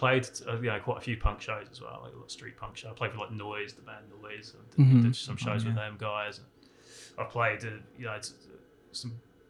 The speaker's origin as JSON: {"language": "English", "town": "Portsmouth", "region": "South East England", "country": "United Kingdom", "lives_now": "United States", "said": "well, I'm originally from a town called Portsmouth in south coast of England. Been in America for about 3 years, but I've been coming back and forth for about 10 years now."}